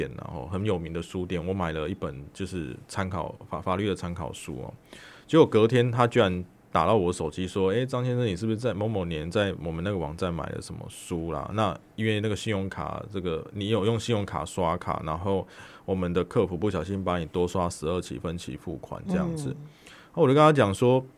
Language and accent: Chinese; Taiwan; 我们台湾人会对于一些讯息或者对一些可能一些交往人人就是有有人有人就应该说人际关系上，我会确实很多的存疑